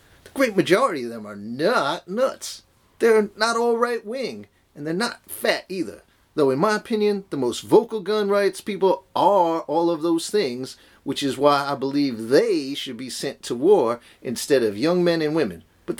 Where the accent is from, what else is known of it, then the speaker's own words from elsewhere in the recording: United States; I'm an American. I don't do irony.